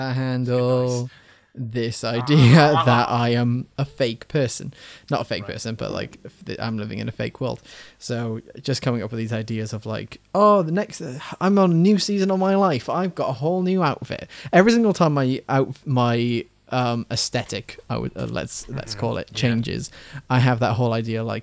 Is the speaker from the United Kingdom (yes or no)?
yes; Wales, United Kingdom; I'm Welsh.